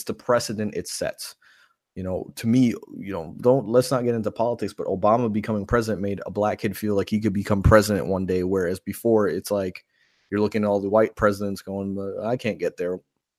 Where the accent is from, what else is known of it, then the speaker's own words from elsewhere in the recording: Tampa, Florida, United States; It is in my hometown next year.